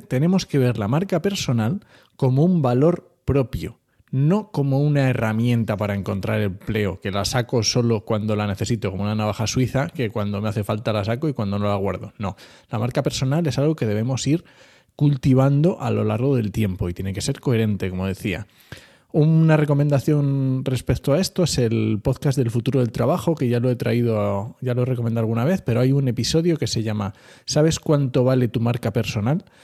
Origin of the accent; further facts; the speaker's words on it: Asturias, Spain; yo soy asturiano